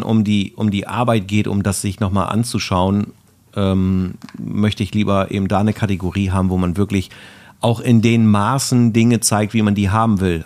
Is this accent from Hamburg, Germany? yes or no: no; Bremen, Germany; also born or lived in Erlangen; ich komme aus Bremen, ich bin in Bremen geboren